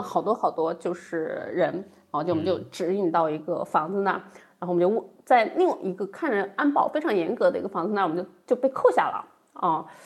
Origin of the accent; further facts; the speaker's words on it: Chongqing, China; 我老家重庆